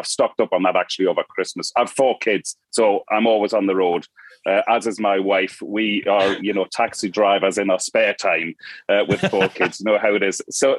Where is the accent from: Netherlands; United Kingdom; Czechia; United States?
United Kingdom; Newcastle upon Tyne, North East England; accent: Geordie; my Geordie accent was so broad at the time that nobody in Ireland could understand me.